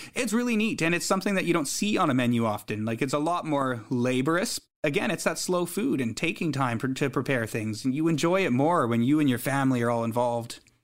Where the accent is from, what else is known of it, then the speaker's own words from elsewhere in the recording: High River, Alberta, Canada; also born or lived in Saskatoon, Saskatchewan / Vancouver, British Columbia; now in British Columbia, Canada; growing up in Alberta